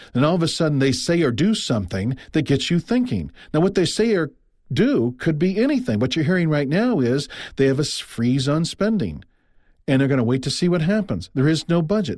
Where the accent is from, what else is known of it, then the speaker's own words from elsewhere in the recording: Midwest, United States; also born or lived in Iowa; I'm from the Midwest. I live in Iowa